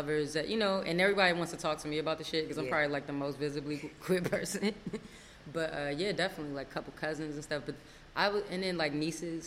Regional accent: Largo, Maryland, United States; also born or lived in Washington, D.C. / Forestville, Maryland; I grew up in Maryland, like you said. I was born in Washington, D.C. For a really short time, lived in Forestville and grew up in Largo

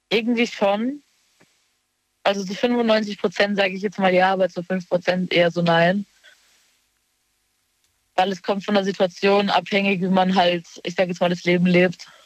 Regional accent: Baden-Württemberg, Germany; Ähm, in Baden-Württemberg in der Nähe vom Europapark.

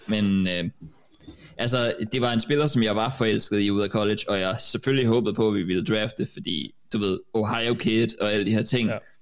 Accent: Denmark; som danskere, så er vi jo kommet til ret sent

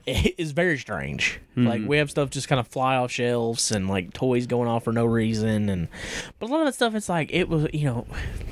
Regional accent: the South, United States; we're from the South

